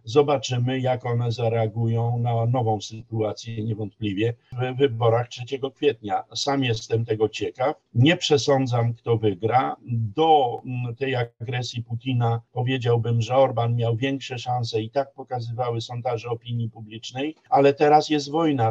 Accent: Poland

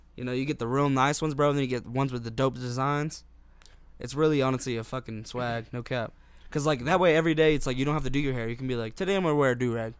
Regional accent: Utah, United States; in my high school here in Utah

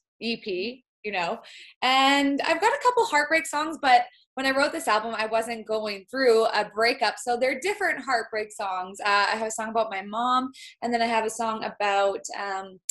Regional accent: Kaslo, the Kootenays, British Columbia, Canada; also born or lived in Grand Forks, British Columbia; I grew up, was born in Grand Forks, BC, small town. Grew up in Kaskar, kind of the Kootenays is what our region is called.

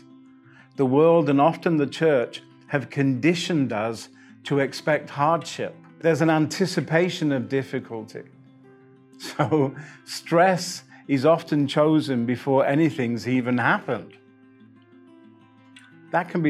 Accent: England, United Kingdom; I'm English

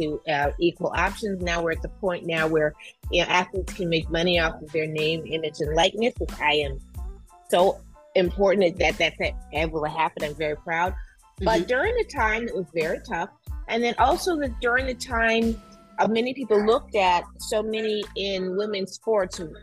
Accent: Detroit, Michigan, United States; I'm also in Detroit, which is my hometown

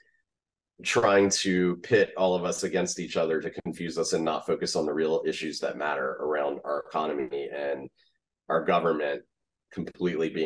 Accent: the South, United States; I grew up in the South.

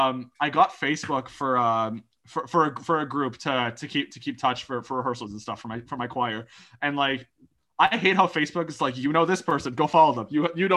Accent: Oakville, Ontario, Canada; Growing up in Oakville

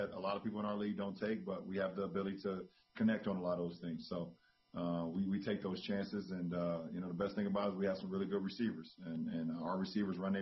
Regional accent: Akron, Ohio, United States; my upbringing growing up in Akron, Ohio

